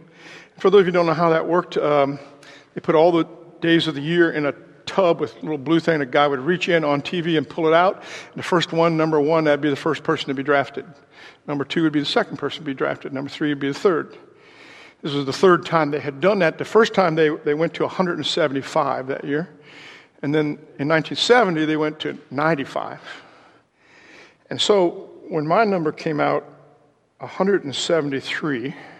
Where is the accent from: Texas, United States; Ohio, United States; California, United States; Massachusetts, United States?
Ohio, United States; moved away; also born or lived in Indiana; I was originally from Ohio